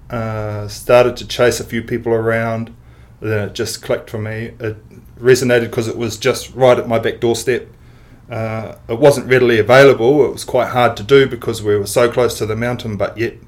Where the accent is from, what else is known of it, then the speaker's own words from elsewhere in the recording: Tūrangi, Waikato, New Zealand; also born or lived in Katherine, Northern Territory, Australia / Auckland, New Zealand; I am originally from, I was born in Australia, Northern Territory, Katherine, and we lived there with my parents and sister till about 1986. Moved back to Auckland. And then from there, we moved down to Tūrangi.